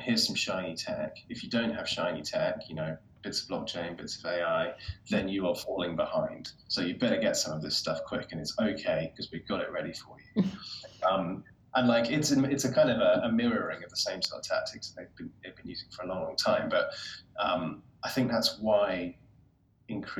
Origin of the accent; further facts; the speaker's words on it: United Kingdom; as British people